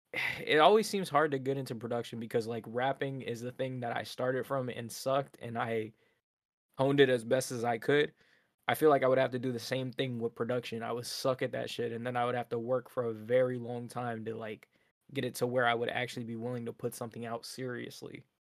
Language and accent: English; Nova Scotia, Canada; born in Nova Scotia, born and raised